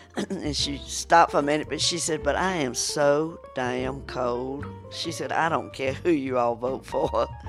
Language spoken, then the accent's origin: English; Southern US, United States; accent: southern; in my southern accent.